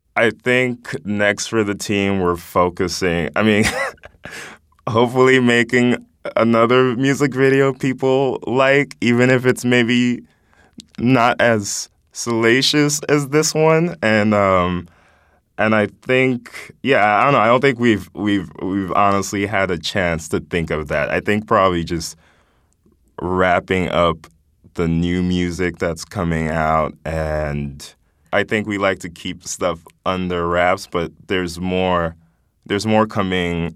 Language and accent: English; Nigeria; now in United States; I was born here, grew up in Nigeria, and moving back here